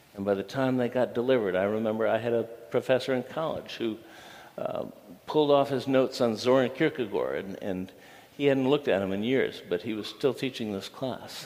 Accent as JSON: {"language": "English", "town": "Toledo", "region": "Ohio", "country": "United States", "tie": "born or raised there", "moved": "yes", "said": "I uh, grew up in Toledo and grew up in a business family"}